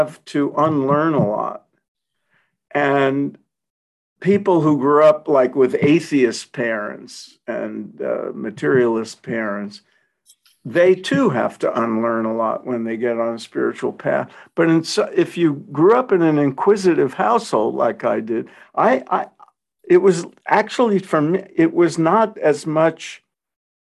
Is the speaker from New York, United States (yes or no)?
yes; New York City, New York, United States; grew up in Brooklyn, like I did